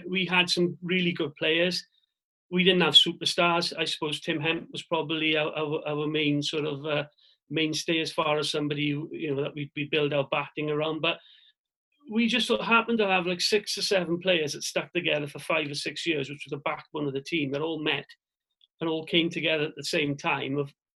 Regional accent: Swansea, Wales, United Kingdom; my hometown club

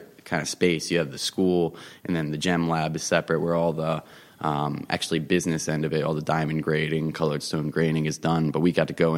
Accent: Harbourton, New Jersey, United States; also born or lived in Lawrenceville, New Jersey; I grew up actually right in Harborton, so I'm like right up the hill. I used to bike up down here in Lambertville all the time when I was growing up

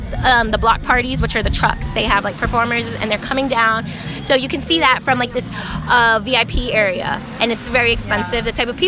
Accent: New York City, New York, United States; and we're from New York.

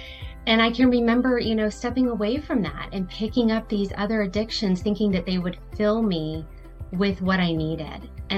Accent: Palm Harbor, Florida, United States; I do have some stores in my hometown in Palm Harbor, Dunedin, as well as in South Carolina on the coast

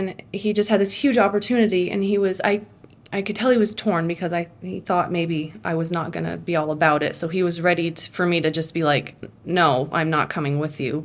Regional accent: Vermont, United States; moved away as an adult; I was born and raised in Vermont in a very small

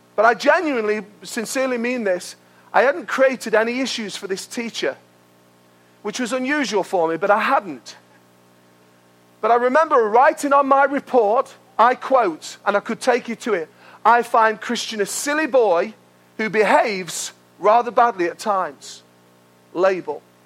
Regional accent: United Kingdom; we're British

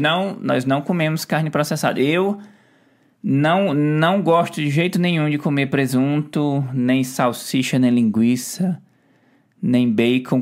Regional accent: Ceará, Brazil; moved away; eu vim lá do Ceará

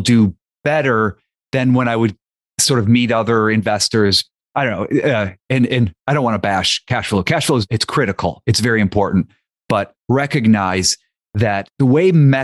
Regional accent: near Youngstown, Ohio, United States; moved away; I grew up near Youngstown, Ohio, and Youngstown, Ohio is where my dad grew up

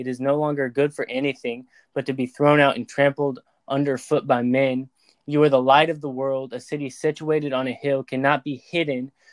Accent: United States

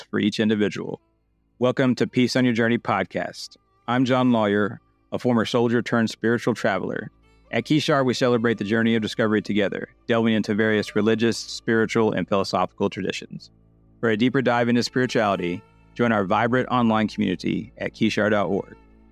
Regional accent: Oklahoma, United States; now in Texas, United States; I'm originally from Oklahoma and my mother has lived for years in Potawatomi County there

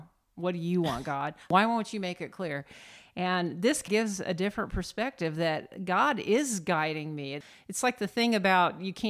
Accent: Indiana, United States; I'm from Indiana.

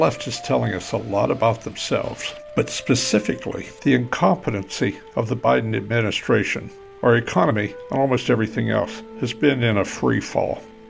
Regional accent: Virginia, United States; in my home state of Virginia.

